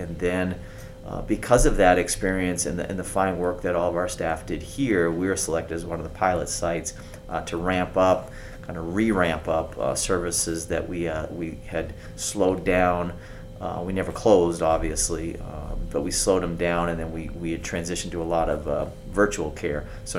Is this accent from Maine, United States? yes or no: yes; Maine, United States; moved away as an adult; also born or lived in Aberdeen Proving Ground, Maryland / Michigan / Phoenix; now in Las Vegas, United States; and we spent several years in Michigan in the cold, and I grew up in Maine